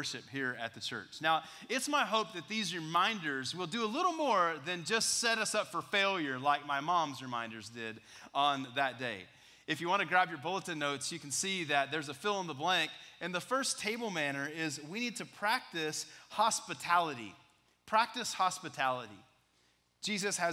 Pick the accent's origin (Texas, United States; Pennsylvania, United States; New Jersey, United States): Texas, United States; West; I was a freshman in high school growing up in West Texas